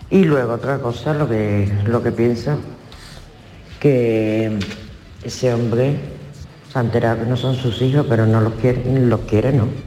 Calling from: Seville, Andalusia, Spain; Buenas tardes, Mariló. ¿Qué tal? Y equipo

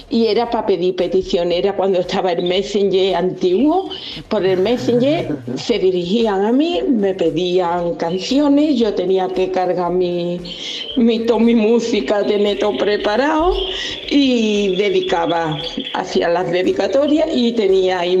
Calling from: Dos Hermanas, Andalusia, Spain; Muy buenos días, equipo. … de Dos Hermanas.

